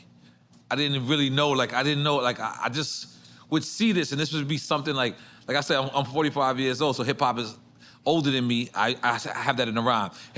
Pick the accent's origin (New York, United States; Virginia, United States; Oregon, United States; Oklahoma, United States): New York, United States; New York City; me being from New York City